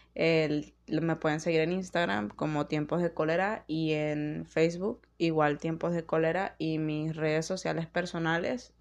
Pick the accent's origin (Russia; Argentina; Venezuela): Venezuela; en mi país